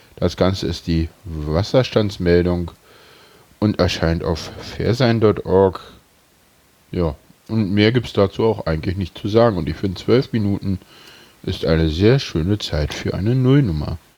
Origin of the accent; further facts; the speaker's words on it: Berlin, Germany; Ich bin Urberliner, ich bin hier geboren.